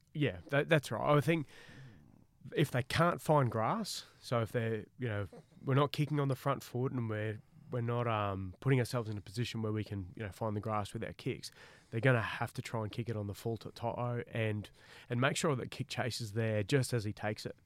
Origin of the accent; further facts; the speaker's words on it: Queensland, Australia; I'm a Queenslander and I love Queensland